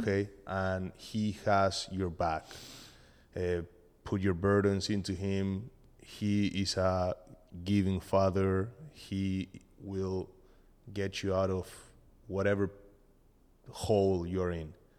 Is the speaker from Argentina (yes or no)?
yes; Argentina; English is a second language; moved away; I'm from Argentina